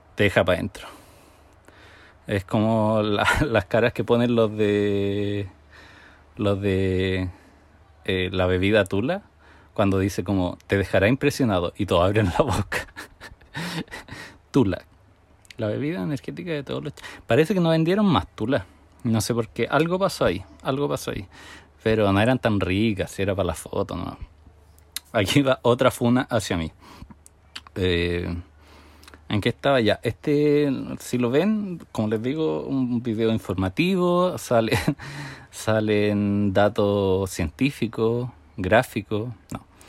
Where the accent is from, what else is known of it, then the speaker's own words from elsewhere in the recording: Chile; yo nací en Chile por pura casualidad